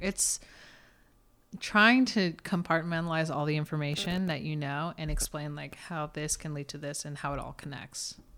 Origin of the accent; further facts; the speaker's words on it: Texas, United States; moved away; I grew up in Texas